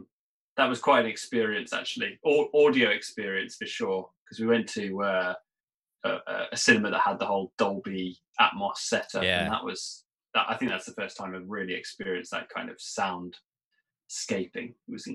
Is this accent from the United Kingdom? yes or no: yes; United Kingdom; I'm British and we call it jam.